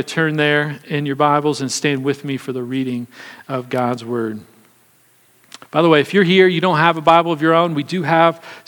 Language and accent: English; Kansas City, United States; I was born and raised in Kansas City